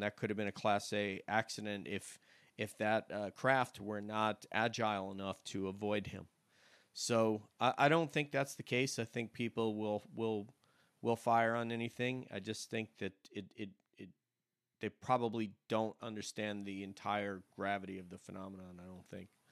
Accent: New York, United States; growing up in the South or myself in New York

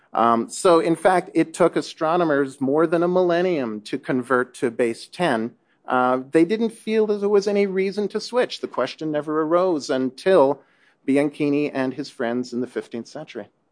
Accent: Canada; I'm from Canada

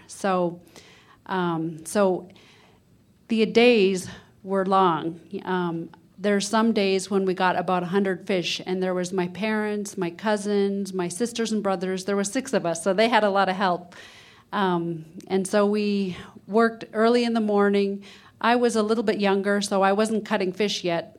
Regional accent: Huslia, Alaska, United States; I'm from Hooslea, which is in the northern interior of Alaska, way up, um, northwest of Fairbanks. And I grew up in fish camp

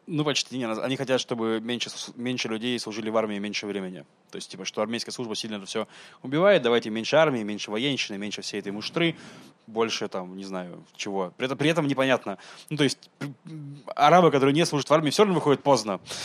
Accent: Russia; now in Israel; я из России

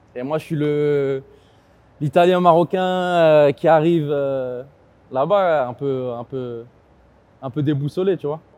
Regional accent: Argenteuil, Île-de-France, France; je viens d'Argenteuil

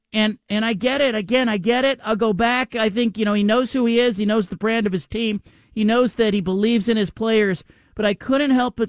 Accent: Bay Area, California, United States; moved away; I grew up as a Niner fan. I grew up in the Bay Area.

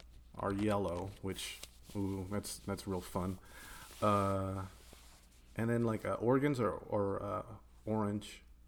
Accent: Tucson, Arizona, United States; Growing up in Tucson, we had just enough to get stuff, like resources to do things, and not enough distractions to keep you from them.

